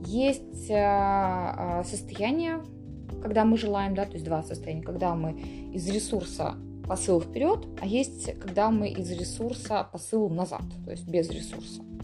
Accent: Borovukha, Vitebsk Region, Belarus; в Боровухе, в которой я выросла

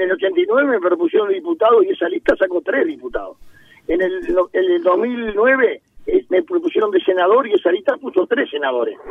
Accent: Uruguay; me siento muy orgulloso como uruguayo

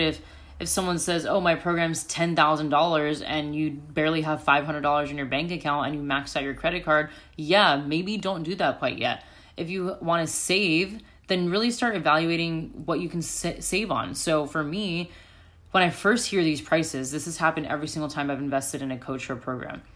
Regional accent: United States; moved away as an adult; also born or lived in Chicago; now in Sydney, Australia; I'm from America

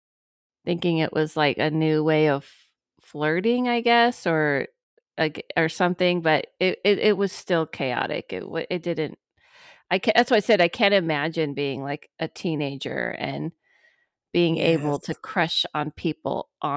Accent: Ohio, United States; Okay, so I grew up in Ohio in the house of parents.

